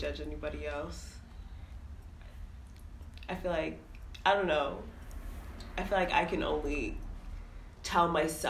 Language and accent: English; New York City, New York, United States; I'm from Brooklyn.